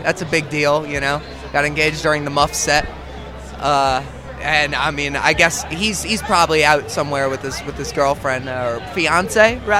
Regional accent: New Orleans, Louisiana, United States; We're from New Orleans, Louisiana. Wonderful, wonderful, wonderful place.

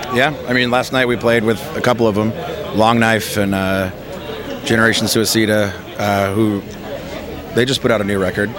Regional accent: New Hampshire, United States; now in Los Angeles, United States; I grew up in New Hampshire

